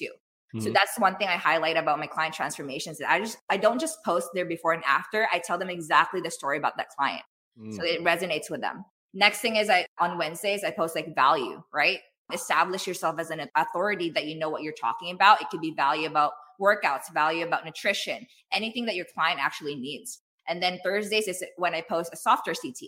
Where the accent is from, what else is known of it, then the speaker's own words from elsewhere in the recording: Philippines; I'm Filipino